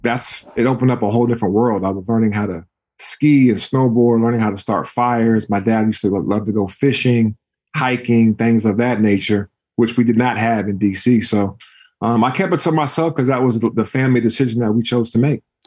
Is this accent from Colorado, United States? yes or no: no; Juneau, Alaska, United States; moved away as an adult; also born or lived in Washington, D.C.; I was a kid growing up in Juneau, Alaska